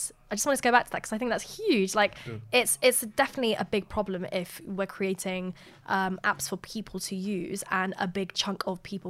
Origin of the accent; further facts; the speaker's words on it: Eritrea; now in United Kingdom; I'm originally from Eritrea